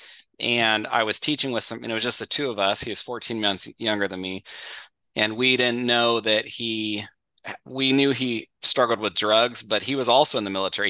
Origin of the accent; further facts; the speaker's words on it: Northern California, United States; also born or lived in Florida; my wife and I grew up together in Northern California